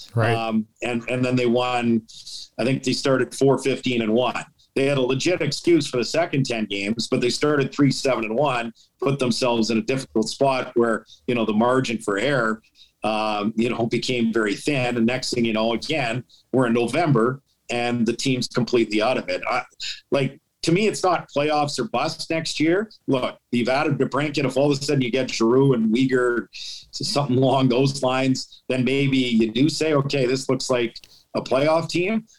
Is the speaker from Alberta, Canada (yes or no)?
yes; St. Albert, Alberta, Canada; now in Ottawa, Canada; I'm from St. Albert